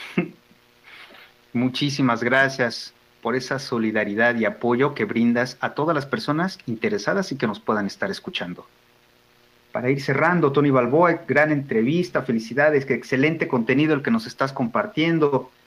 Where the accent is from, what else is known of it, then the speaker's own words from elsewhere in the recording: Mexico; nos ayuda como familia, como personas, como mexicanos